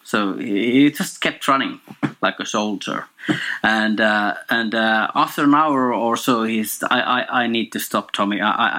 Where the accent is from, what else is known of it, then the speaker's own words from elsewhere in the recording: Finland; In Finland.